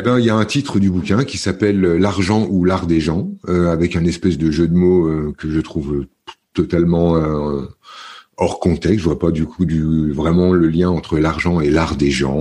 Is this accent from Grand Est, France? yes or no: yes; the Vosges, Grand Est, France; moved away as an adult; also born or lived in near Paris / Var (near Le Lavandou, Bormes-les-Mimosas); je suis né près de Paris parce que les circonstances étaient comme ça, mais j'ai très vite grandi dans les Vosges, dans un petit village